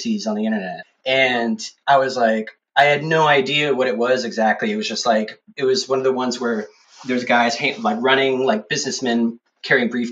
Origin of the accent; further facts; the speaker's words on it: Austin, Texas, United States; also born or lived in San Marcos; I'm from Austin originally